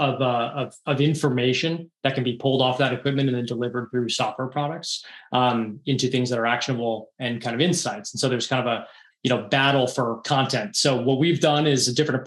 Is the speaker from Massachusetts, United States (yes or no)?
yes; outside of Boston, Massachusetts, United States; I grew up outside of Boston